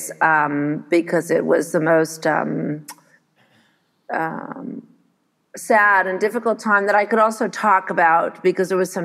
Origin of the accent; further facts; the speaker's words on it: Montreal, Quebec, Canada; also born or lived in United States; I arrived here in Montreal when I was just a baby, because I was born in the States and my dad is American